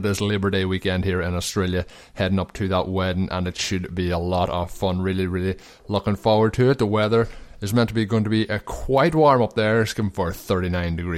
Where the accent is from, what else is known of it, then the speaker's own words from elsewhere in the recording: Ireland; moved away; as Irish sporting fans